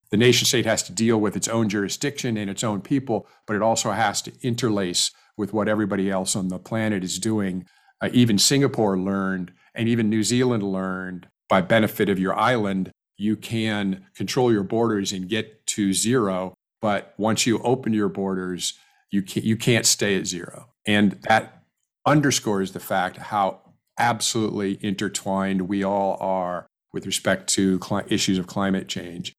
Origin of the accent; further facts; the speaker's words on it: California, United States; I'm a Californian